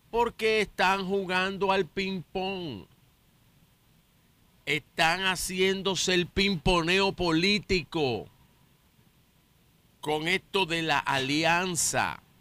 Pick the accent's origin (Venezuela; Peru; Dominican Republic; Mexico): Dominican Republic; nos, debe llenar a todos de orgullo y de esperanza como dominicanos.